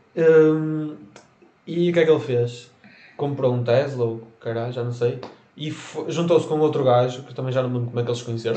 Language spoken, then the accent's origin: Portuguese; Portugal; nós nascemos em Portugal